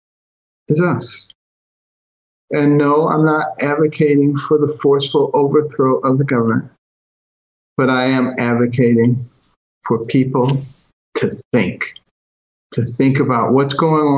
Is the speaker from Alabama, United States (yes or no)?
no; Detroit, Michigan, United States; also born or lived in Boston, Massachusetts; when I was a kid growing up in Detroit and Boston